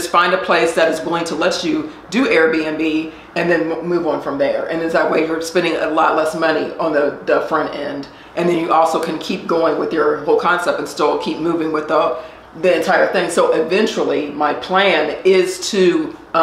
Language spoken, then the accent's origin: English; Columbus, Ohio, United States; moved away as an adult; now in Atlanta, United States; I am originally from Columbus, Ohio